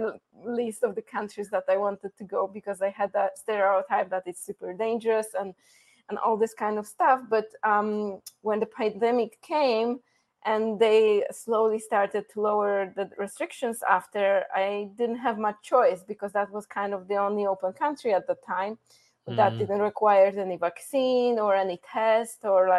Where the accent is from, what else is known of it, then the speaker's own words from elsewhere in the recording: Poland; English is a second language; moved away as an adult; also born or lived in Iceland / Mexico; the little girl from Poland